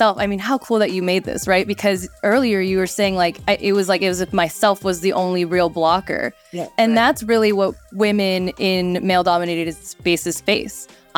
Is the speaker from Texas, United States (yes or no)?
yes; Texas, United States; I grew up in Texas partly, so I do know some Texas Hold'em